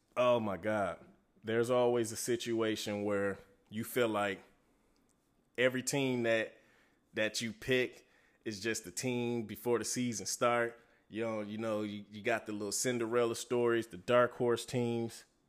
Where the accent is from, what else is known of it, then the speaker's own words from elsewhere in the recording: Detroit, Michigan, United States; I love my hometown Tigers